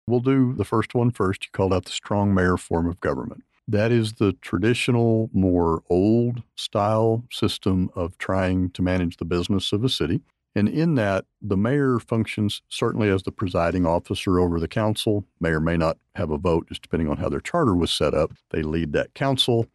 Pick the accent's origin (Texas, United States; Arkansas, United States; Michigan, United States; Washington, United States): Texas, United States; Pampa; now in Lubbock, United States; I am from West Texas, born in Pampa, Texas